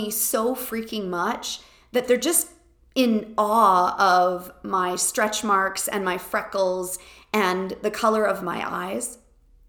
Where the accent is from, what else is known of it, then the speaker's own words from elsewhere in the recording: Canada; I am quintessentially Canadian